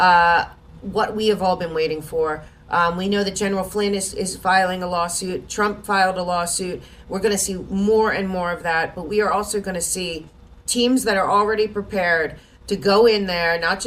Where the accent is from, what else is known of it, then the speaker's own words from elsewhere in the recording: United States; we as American people